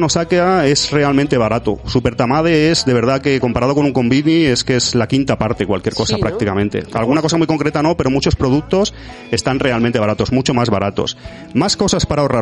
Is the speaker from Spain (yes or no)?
yes; Andalusia, Spain; soy un poco de, origen andaluz y tengo ahí mi, mi deje a lo exagerado